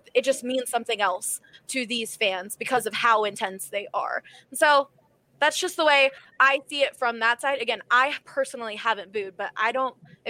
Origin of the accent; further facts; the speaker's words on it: Philadelphia, Pennsylvania, United States; Okay, so obviously I'm from Philadelphia, grew up there.